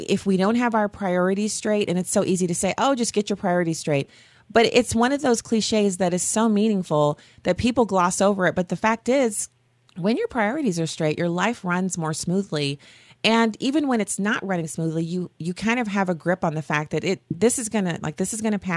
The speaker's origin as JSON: {"language": "English", "country": "United States", "said": "I'm an American. I love this country"}